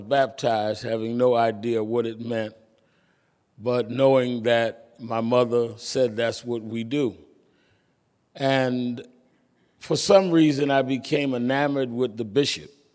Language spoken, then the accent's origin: English; New York City, New York, United States; I was born and raised in Brooklyn